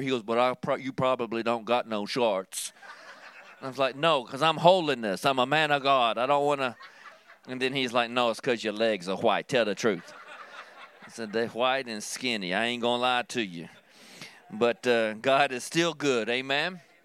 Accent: Kentucky, United States; growing up in Kentucky

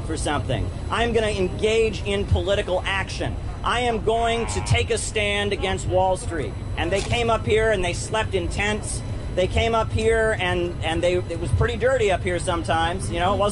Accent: Ohio, United States; I'm from Ohio.

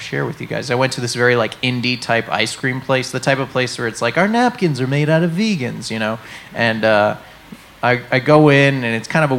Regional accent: New England, United States; moved away; I'm from New England

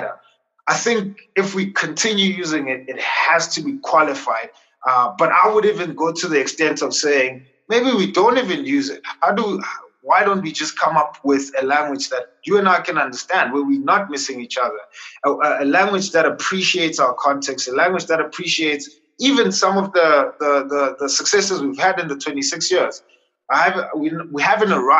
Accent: South Africa; as a South African, so let me qualify that and say, as a South African, a Christian Black South African

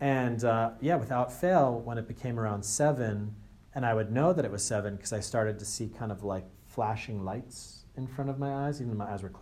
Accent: Andover, United States; I'm actually from Andover, which is where Circles of Wisdom is from. So I was Andover's first monk, first Buddhist monk from Andover.

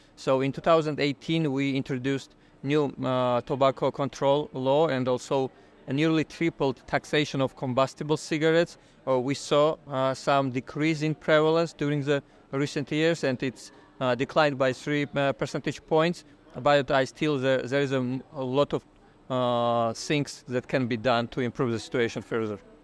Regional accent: Georgia; I'm from Georgia.

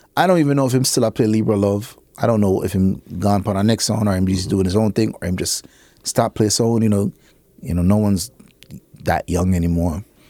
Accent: New York, United States; I was born in fucking New York

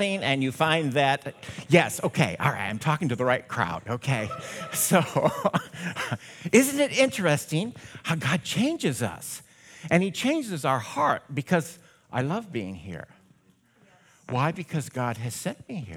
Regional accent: Mason City, Iowa, United States; I was born in Mason City, St. Joseph Mercy Hospital back in the day

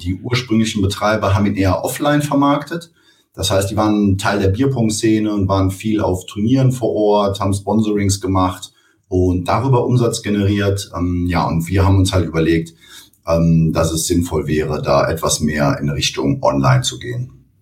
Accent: Cologne, North Rhine-Westphalia, Germany; Ich komme aus Köln. Ich habe hier studiert und ähm, ja, bin auch hier geblieben.

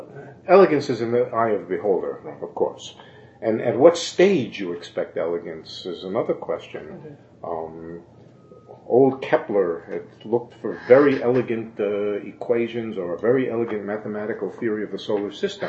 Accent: New York City, New York, United States; When I find myself in the city, all of a sudden I'm a New Yorker again.

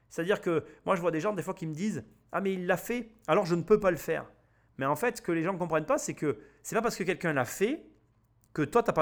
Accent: Avignon, Provence-Alpes-Côte d'Azur, France; je suis né à Avignon

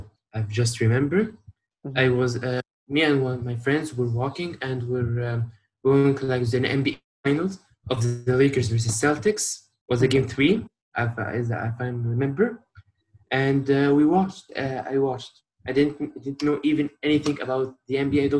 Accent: Cairo, Cairo Governorate, Egypt; I'm from Cairo, Egypt. 16 years old

